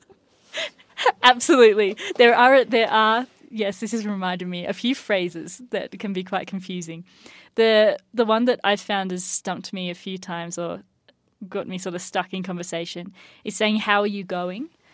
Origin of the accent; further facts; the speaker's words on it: Australia; now in United States; we don't really have tipping in Australia